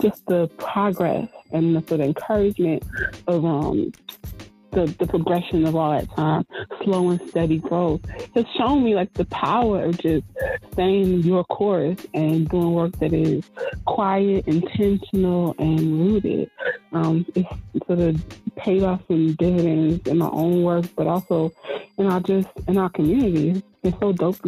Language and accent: English; Newark, New Jersey, United States; now in New York, United States; I'm from Newark, New Jersey originally